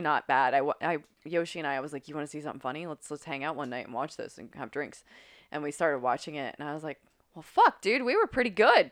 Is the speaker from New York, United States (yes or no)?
no; Grafton, West Virginia, United States; moved away; I grew up in Grafton, West Virginia.